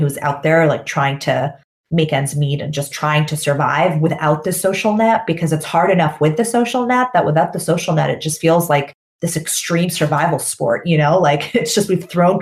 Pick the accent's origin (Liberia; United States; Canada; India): Canada; moved away; when I lived in North America, I grew up in Canada, I'm Canadian.